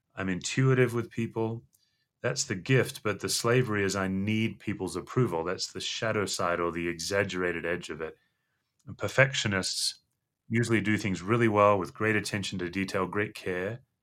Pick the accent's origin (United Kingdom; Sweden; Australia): Australia; Western Australia; moved away as an adult; I grew up in Western Australia